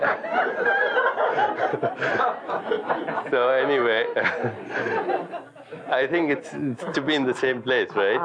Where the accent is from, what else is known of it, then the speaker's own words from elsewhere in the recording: India; when I was a child growing up in India